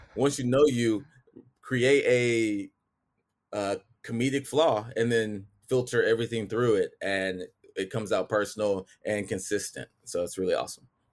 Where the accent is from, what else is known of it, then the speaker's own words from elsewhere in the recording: Texas, United States; I'm from Texas